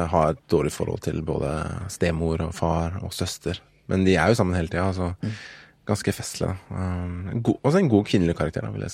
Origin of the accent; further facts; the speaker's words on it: Nigeria; Nei, det var Nigeria, faktisk. Ja. der jeg kommer fra.